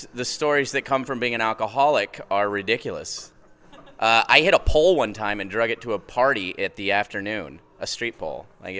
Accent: Kansas City, United States; now in Seattle, United States; I'm from Kansas City.

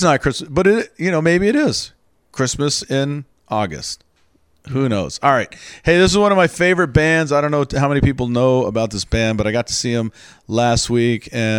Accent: the South, United States; Because I'm from the South, and a lot of people have this sort of misconception about the South that they don't care

